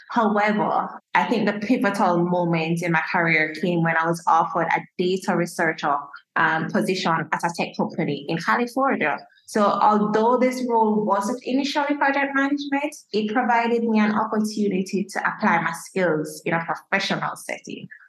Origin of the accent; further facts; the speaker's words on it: Jamaica; I'm a Jamaican as a Jamaican